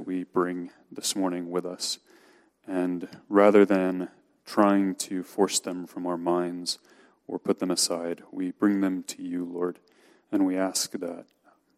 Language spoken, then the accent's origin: English; Missouri, United States; moved away as an adult; now in Philadelphia, United States; I'm from Missouri originally, and as much as I try not to, my heart still calls that home